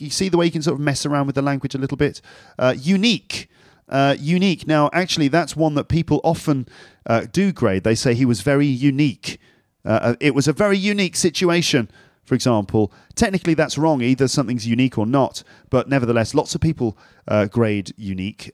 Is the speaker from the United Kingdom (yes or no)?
yes; London, United Kingdom; now in Paris, France; I'm from London, but at the moment I'm living in Paris